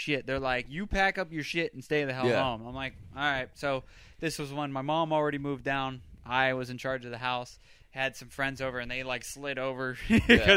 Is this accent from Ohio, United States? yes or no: yes; Austintown, Ohio, United States; moved away as an adult; also born or lived in Southington, Ohio / Warren, Ohio / Howland, Ohio; now in Orlando, United States; I'm originally from Northeast Ohio, born and raised.